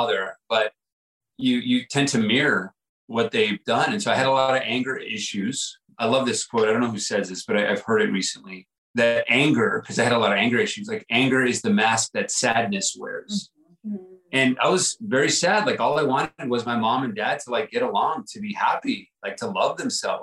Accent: El Paso, Texas, United States; moved away as an adult; my first 18 years of growing up, I grew up in El Paso, Texas, border town

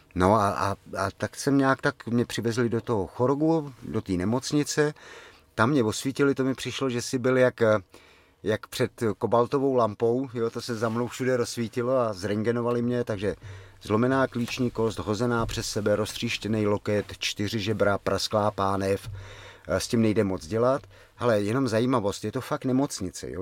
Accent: Czechia; z Čech

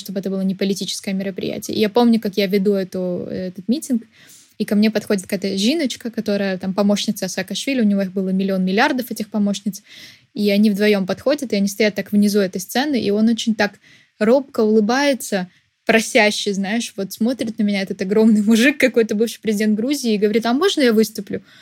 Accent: Odesa, Odesa Oblast, Ukraine; moved away; Я просто из Одессы. Я жила в Одессе, когда он был э, главой области

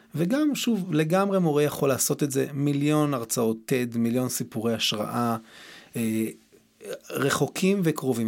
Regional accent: Tiberias, Northern District, Israel; גדלתי בטבריה, בשכונה

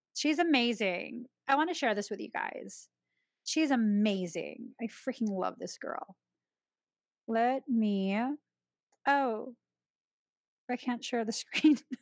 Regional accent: Philippines; my own Filipino people.

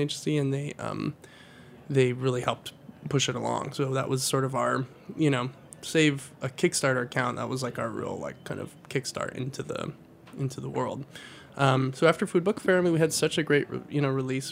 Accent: Nevada, United States; I grew up in Nevada

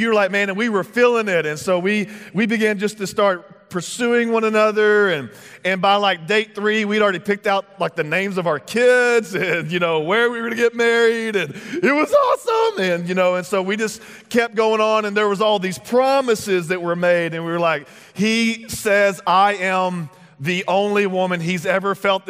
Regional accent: Texas, United States; moved away; I'm originally from Texas

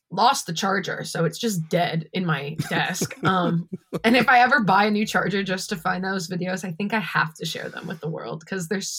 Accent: Hamilton, Ontario, Canada; I'm from Hamilton. Um, yeah, Ancaster area

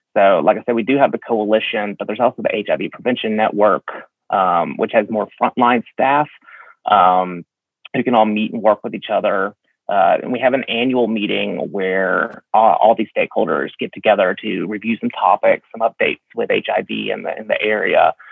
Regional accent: Alabama, United States; I was born and raised here in Alabama

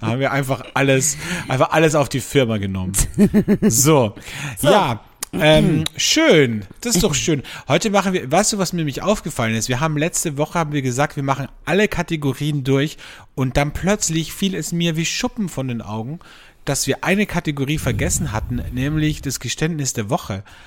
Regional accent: Austria; bei uns in Österreich

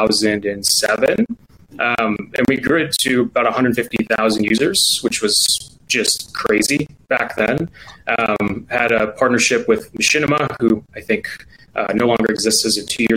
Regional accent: Grayslake, Illinois, United States; I grew up, I went to Grays Lake Schools, which if you are in Chicagoland area, it's about 45 minutes north of the city

